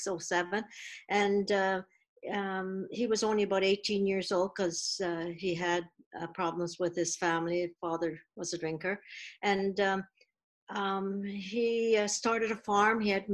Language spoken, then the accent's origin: English; Vancouver, British Columbia, Canada; I'm from Vancouver. And I was born in Vancouver, and my dad was born in North Vancouver, and he was born in 1916, and my mother came from Japan.